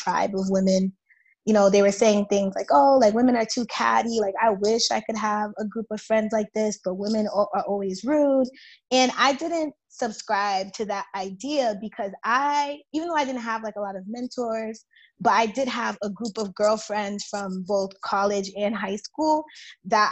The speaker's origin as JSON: {"language": "English", "town": "Boston", "region": "Massachusetts", "country": "United States", "tie": "born or raised there", "said": "growing up in Boston and like working in Boston"}